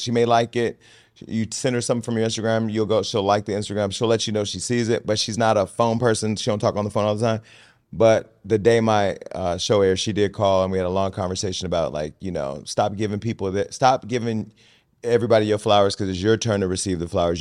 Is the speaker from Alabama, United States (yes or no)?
no; Stockton, California, United States; now in Los Angeles, United States; I come from Stockton